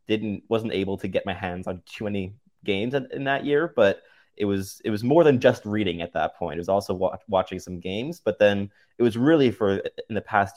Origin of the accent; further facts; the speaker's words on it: Montreal, Quebec, Canada; So I grew up a Habs fan because I grew up in Montreal, so it's kind of a given at that point. I wasn't born in Montreal, but moved there when I was 3.5, so very much a Montrealer.